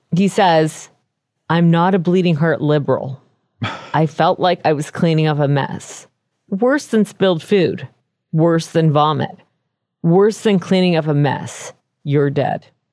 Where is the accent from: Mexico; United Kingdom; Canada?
Canada; as a Canadian